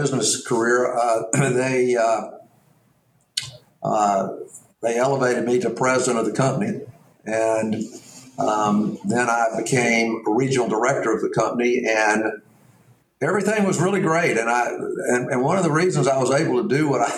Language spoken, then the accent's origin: English; Mountain Brook, Alabama, United States; I grew up in Mountain Brook, Alabama. I went to Mountain Brook High School.